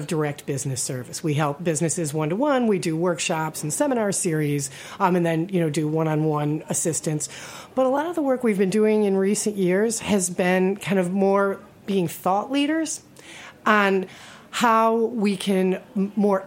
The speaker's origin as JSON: {"language": "English", "town": "Buffalo", "region": "New York", "country": "United States", "also_born_or_lived": "Brooklyn, New York", "moved": "yes", "lives_now": "New York City, United States", "said": "I'm originally from Buffalo, New York, and, got to witness firsthand the negative effects of deindustrialization"}